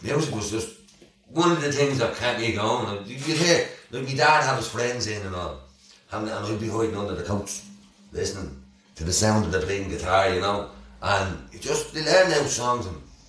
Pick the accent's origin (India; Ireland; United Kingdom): Ireland; Dublin, Leinster; from Cowlock.